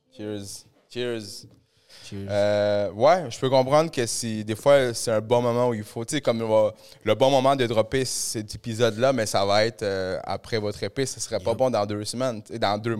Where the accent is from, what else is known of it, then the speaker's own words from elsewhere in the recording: Montreal, Quebec, Canada; j'ai grandi un peu à Saint-Léonard